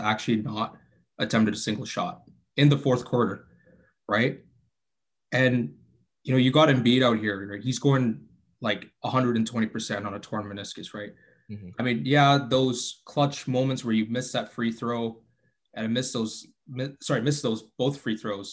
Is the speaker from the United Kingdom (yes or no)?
no; Canada; from Canada